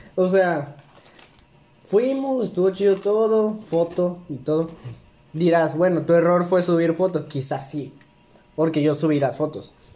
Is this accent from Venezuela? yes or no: no; Villahermosa, Tabasco, Mexico; somos de Villahermosa, Tabasco. Mm. México